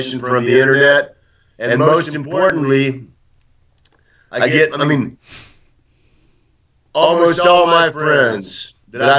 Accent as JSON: {"language": "English", "town": "Austin", "region": "Texas", "country": "United States", "tie": "born or raised there", "moved": "as an adult", "lives_now": "Donetsk, Ukraine", "said": "my hometown in the United States, Austin, Texas"}